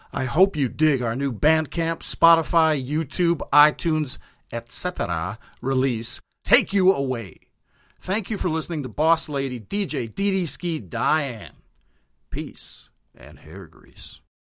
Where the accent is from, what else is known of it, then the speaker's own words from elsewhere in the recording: Milwaukee, Wisconsin, United States; born and raised in Milwaukee, Wisconsin